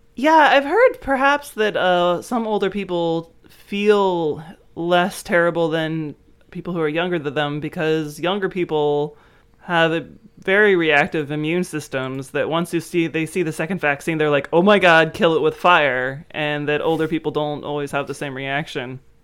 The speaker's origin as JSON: {"language": "English", "country": "United States", "tie": "born or raised there", "said": "growing up in the United States"}